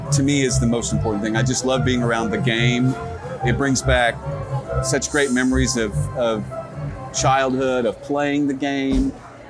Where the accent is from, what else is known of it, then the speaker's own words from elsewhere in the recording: Missouri, United States; moved away; also born or lived in Dallas-Fort Worth, Texas; I was born in Missouri. Okay. Grew up there.